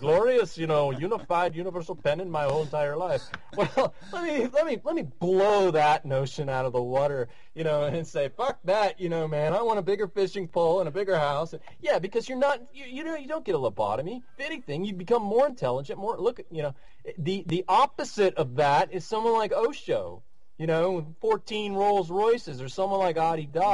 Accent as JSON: {"language": "English", "country": "United States", "said": "average uh, middle class white American guy"}